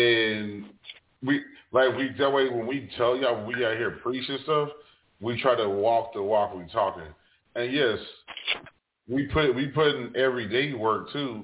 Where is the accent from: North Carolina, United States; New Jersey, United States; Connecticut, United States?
New Jersey, United States; moved away; I'm originally from Jersey